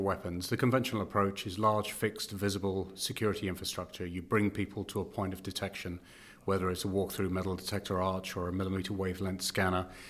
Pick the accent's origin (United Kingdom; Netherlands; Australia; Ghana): United Kingdom; accent: British; moved away as an adult; now in Canada; as you can, uh, tell from my accent, I am British